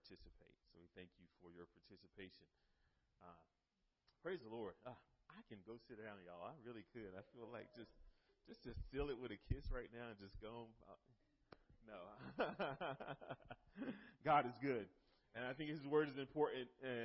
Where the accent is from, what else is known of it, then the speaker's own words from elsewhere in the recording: North Carolina, United States; moved away; I'm from North Carolina originally